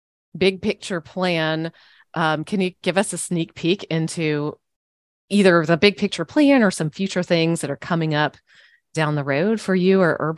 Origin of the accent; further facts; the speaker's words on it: Kentucky, United States; I grew up in Kentucky, and, you know, college basketball there is like, life.